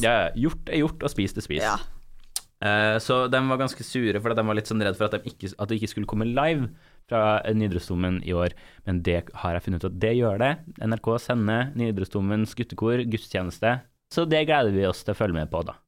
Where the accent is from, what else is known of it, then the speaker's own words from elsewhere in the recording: Trondheim, Trøndelag, Norway; jeg er fra Trondheim